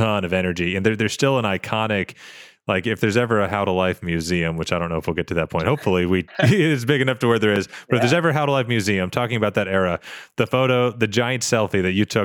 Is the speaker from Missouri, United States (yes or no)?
no; Harrison, Arkansas, United States; Harrison, Arkansas, year two, my hometown.